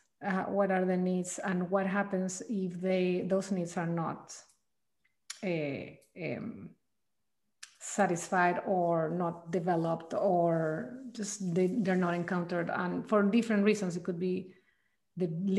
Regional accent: Chile; moved away as an adult; now in Mendocino Coast, United States; I'm originally from Chile, South America

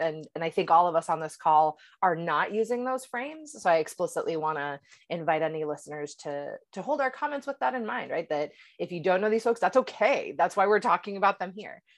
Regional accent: Puerto Rico; also born or lived in upstate New York; now in Boston, United States; I was raised in Puerto Rico

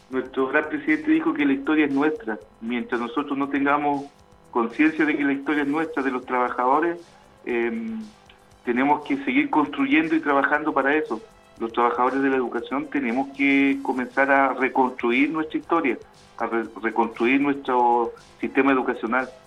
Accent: Chile; creo que es necesario que un tema que tenemos que conversar como, chilenos, ¿cierto?

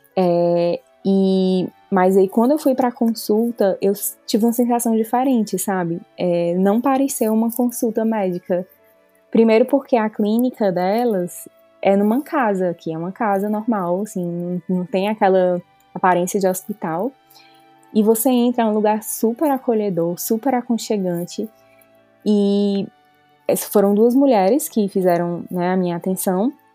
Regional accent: Fortaleza, Ceará, Brazil; moved away as an adult; now in Calgary, Canada; eu sou originalmente de Fortaleza

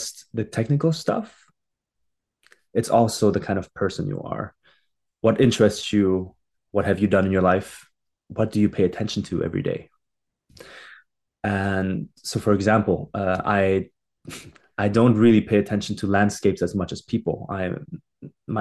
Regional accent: Germany; moved away as an adult; now in Montreal, Canada; I was born and raised in Germany and did my high school there

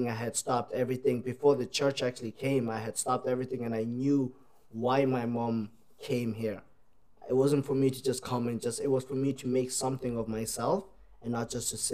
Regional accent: Ireland; also born or lived in South Africa; now in Australia; We moved from South Africa to Ireland. And for... I left when I was about 7, and I was in Ireland when I was about 8, and we, like, literally, I didn't know much about my country, so I grew up there

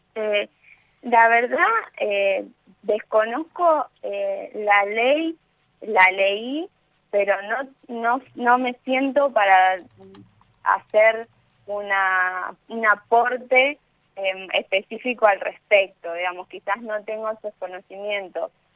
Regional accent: Victoria, Entre Ríos, Argentina; now in Rosario, Argentina; yo estoy en Rosario viviendo, pero soy de Victoria Entre Ríos

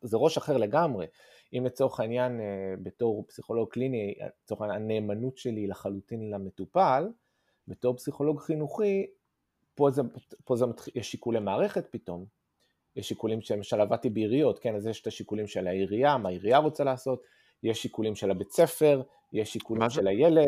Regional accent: Tel Aviv, Tel Aviv District, Israel; moved away as an adult; also born or lived in Ramat Gan; now in London, United Kingdom; בעיקרון מכיתה ז' אנחנו בתל אביב

